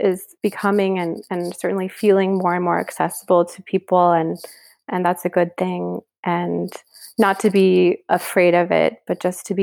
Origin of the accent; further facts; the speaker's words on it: Kansas City, Missouri, United States; moved away as an adult; now in Paris, France; my hometown of Kansas City